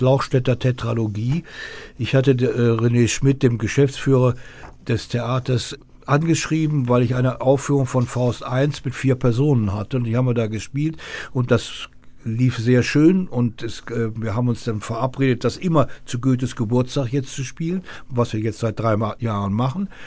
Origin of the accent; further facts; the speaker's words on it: North Rhine-Westphalia, Germany; Ich komme aus Nordrhein-Westfalen